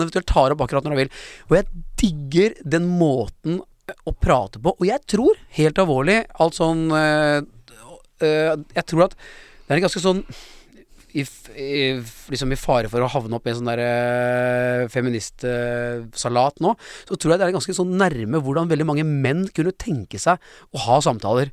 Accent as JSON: {"language": "Norwegian", "region": "Oslo", "country": "Norway", "tie": "born or raised there", "said": "Jeg kom fra Lambertseter"}